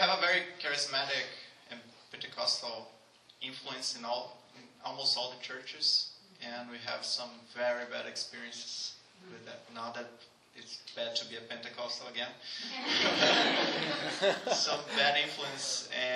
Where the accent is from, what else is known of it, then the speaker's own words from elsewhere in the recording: Brazil; moved away as an adult; now in Canada; my hometown